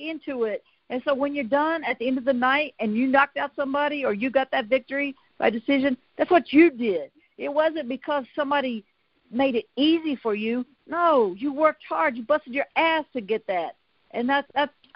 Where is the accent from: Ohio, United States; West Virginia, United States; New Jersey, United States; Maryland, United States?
West Virginia, United States; southern; I am truly the coal miner's daughter from a very small town of about 500 people in southern West Virginia, a coal mining town.